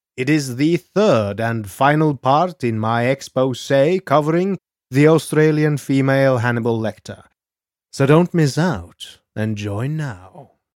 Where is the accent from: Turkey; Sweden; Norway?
Norway; I am your Norwegian host